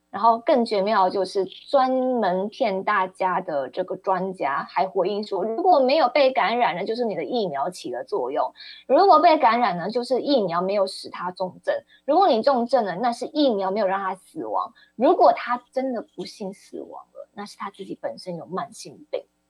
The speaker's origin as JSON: {"language": "Chinese", "country": "Taiwan", "said": "我们台湾人，尤其是台中人跟高雄人"}